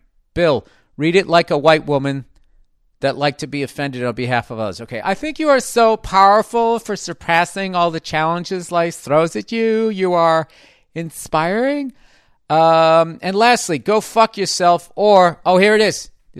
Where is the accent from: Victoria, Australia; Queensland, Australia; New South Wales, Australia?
Victoria, Australia; Melbourne; also born or lived in Paris, France; I have recently returned to my hometown of Melbourne, Australia, after living in Paris for 11 years.